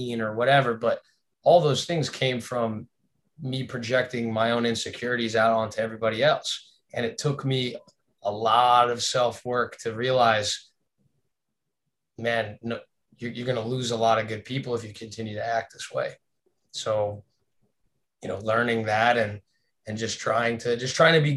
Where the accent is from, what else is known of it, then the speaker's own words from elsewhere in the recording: South Florida, United States; where we grew up in South Florida